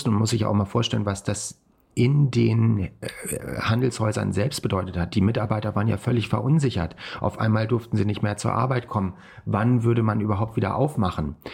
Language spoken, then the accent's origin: German; Kassel, Hesse, Germany; ich bin ja äh, in Kassel aufgewachsen.